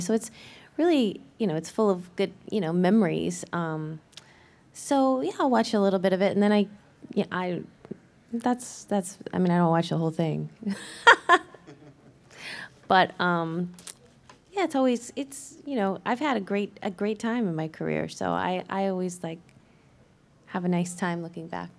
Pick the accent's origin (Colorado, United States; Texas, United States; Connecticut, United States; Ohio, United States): Ohio, United States; moved away; I am from Ohio, born and raised